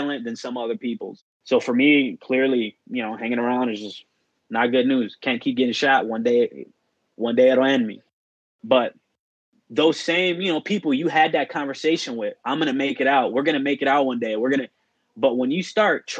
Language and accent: English; Chicago, Illinois, United States; born or raised there